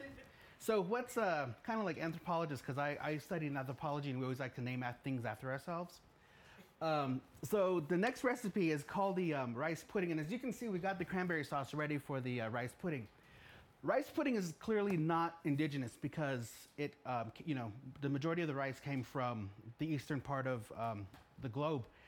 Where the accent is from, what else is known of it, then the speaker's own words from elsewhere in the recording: United States; when I was growing up in the Navajo world